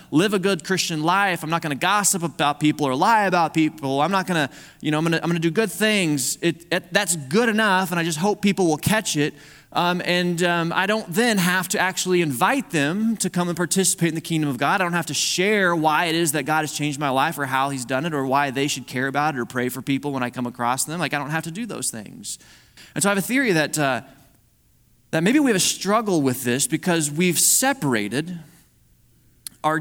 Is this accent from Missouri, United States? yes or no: yes; Missouri, United States; I'm from Missouri